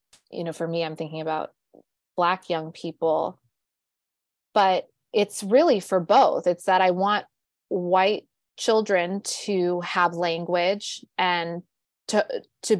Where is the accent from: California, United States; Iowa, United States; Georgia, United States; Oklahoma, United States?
California, United States; Southern; now in New York, United States; I grew up in Southern California, which people think is very liberal